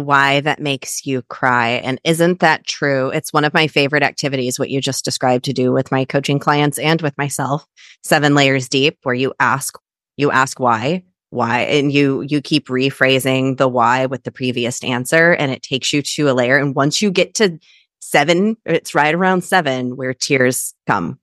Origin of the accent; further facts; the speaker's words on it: Kansas, United States; I'm also a Midwestern girl. I'm from Kansas.